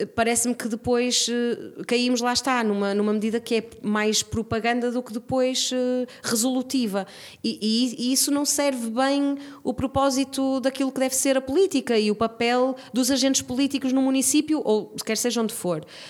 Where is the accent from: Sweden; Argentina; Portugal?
Portugal; Braga, Norte; enquanto bracarense, gostava muito de poder um, crescer com esse património